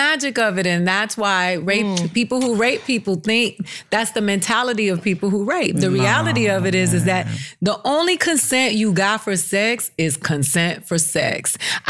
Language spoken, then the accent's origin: English; Miami, Florida, United States; I'm from Miami.